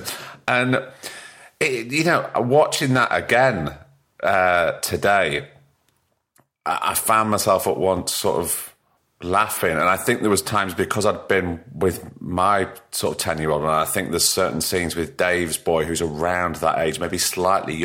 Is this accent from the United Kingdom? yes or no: yes; Blackpool, North West England, United Kingdom; I'm born and bred in Blackpool.